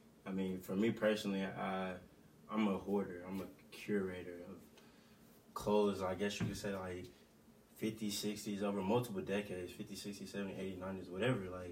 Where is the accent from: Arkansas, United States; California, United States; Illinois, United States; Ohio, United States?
Arkansas, United States; Jonesboro; I'm from Jonesboro, Arkansas